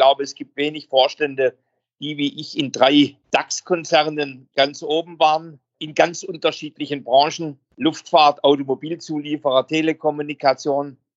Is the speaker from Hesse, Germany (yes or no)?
no; Baden-Württemberg, Germany; accent: Swabian; Also ich bin ja am Rande der Schwäbischen Alb, man hört es in meinem Akzent, groß geworden